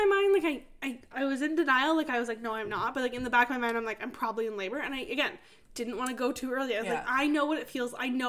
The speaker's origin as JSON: {"language": "English", "region": "East Coast", "country": "United States", "said": "I'm from the East Coast, so, like, seafood is my jam."}